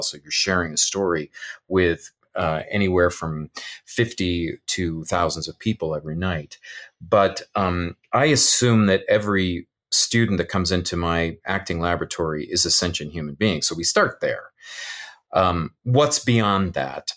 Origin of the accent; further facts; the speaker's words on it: California, United States; moved away; in the California schools where I grew up in the California schools